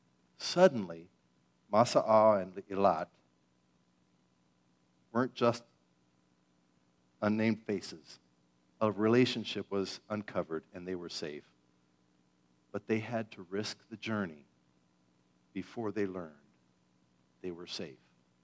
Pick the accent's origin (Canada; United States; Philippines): Philippines; Growing up in the Philippines, she was known to me as Aunt Joanne.